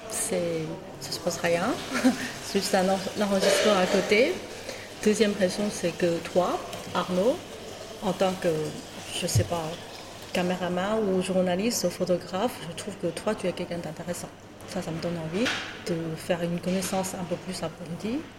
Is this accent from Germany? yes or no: no; China; moved away as an adult; now in France; en tant que chinoise, comment dire 100% fabriquée en Chine. je suis venue à Paris à l'âge de 25 ans.